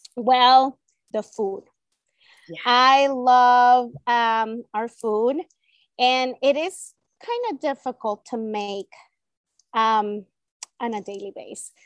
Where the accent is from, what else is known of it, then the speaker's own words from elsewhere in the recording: El Salvador; first language Spanish; English is a second language; moved away; Spanish is my native language, it's my first language. I was born in El Salvador